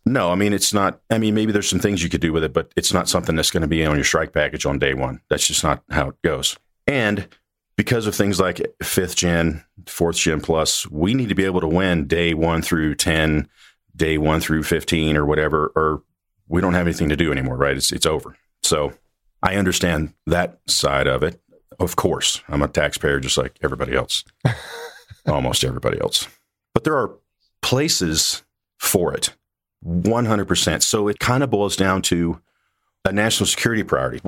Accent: Mississippi, United States; moved away as an adult; I grew up in Mississippi, went to the Air Force Academy

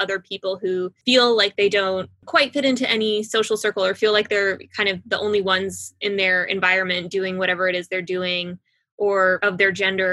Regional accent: Midland, Texas, United States; moved away as an adult; also born or lived in Russia; now in Washington, D.C., United States; I grew up in Midland, Texas. I am a Russian Jew

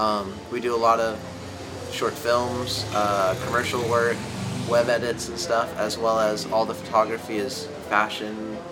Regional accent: Santa Barbara, California, United States; now in Los Angeles, United States; I'm from Santa Barbara, but I live now in LA.

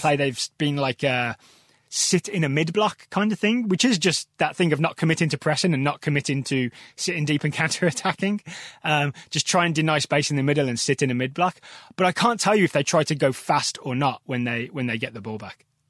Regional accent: Black Country, West Midlands, United Kingdom; accent: Black Country; moved away; I'm from a whole different region known as the Black Country

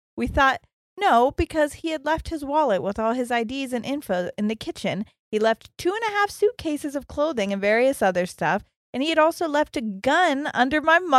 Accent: Gold Coast, Queensland, Australia; she, her, and I'm from the Gold Coast in Australia.

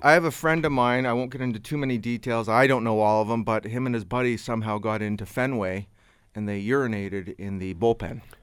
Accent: Canada; I'm from Canada

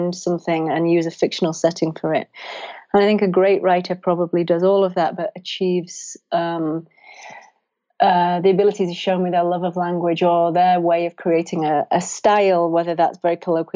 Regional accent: England, United Kingdom; moved away; I'm obviously English and I miss England

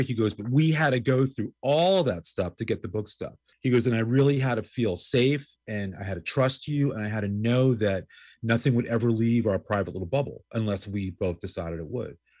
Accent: New York City, New York, United States; I grew up in New York, going to CBGBs, in started going there in like 1977 while in high school

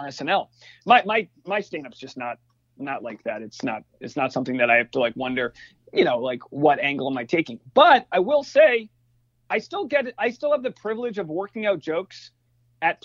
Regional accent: New England, United States; we grew up, like growing up in New England

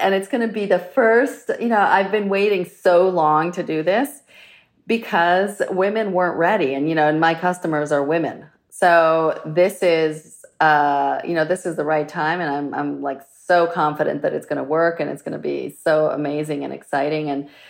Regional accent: Florence, Tuscany, Italy; And I'm from Florence, which is historically a very craft-centric town.

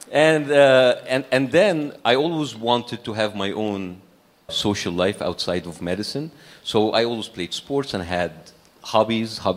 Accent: Cairo, Cairo Governorate, Egypt; It, we were middle class, as I said, and, and we feel privileged according like to a country like Egypt, a developing country like Egypt.

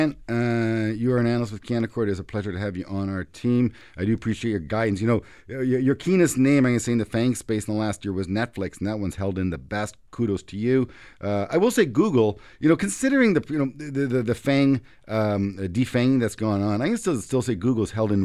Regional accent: Canada; I'm a Canadian, very proud Canadian

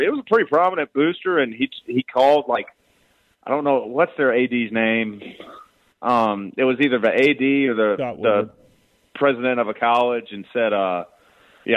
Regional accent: Southwest Mississippi, United States; I'm from Southwest Mississippi, so this is basically LSU country

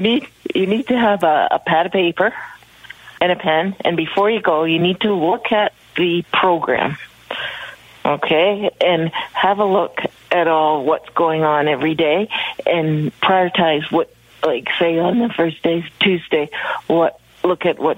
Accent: Canada; know I'm from Canada.

